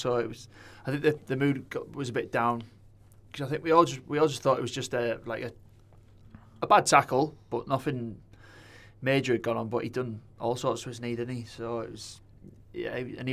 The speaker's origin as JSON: {"language": "English", "town": "Bolton", "region": "North West England", "country": "United Kingdom", "tie": "born or raised there", "said": "I go out to my hometown."}